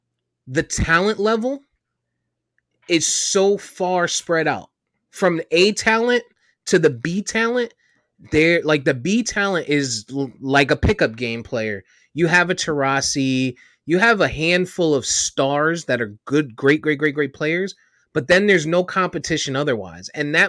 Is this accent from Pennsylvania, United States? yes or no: no; Connecticut, United States; It's because I'm from Connecticut and I'm a UConn fan.